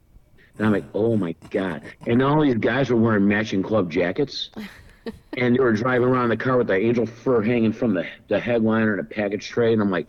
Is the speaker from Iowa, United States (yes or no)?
no; Chicago, Illinois, United States; we're from Chicago here.